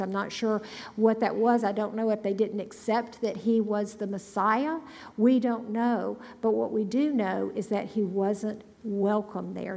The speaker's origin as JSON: {"language": "English", "town": "Grenada", "region": "Mississippi", "country": "United States", "tie": "born or raised there", "also_born_or_lived": "Starkville, Mississippi", "said": "Grenada, Mississippi, my hometown"}